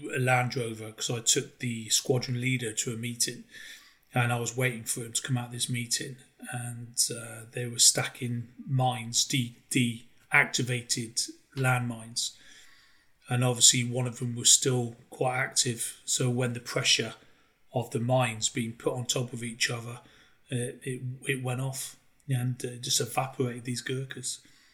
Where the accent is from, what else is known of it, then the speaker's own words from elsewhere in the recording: Cheltenham, South West England, United Kingdom; I was born in Cheltenham, and where Cheltenham is, it's just full of elderly people. There's not much jobs prospects there.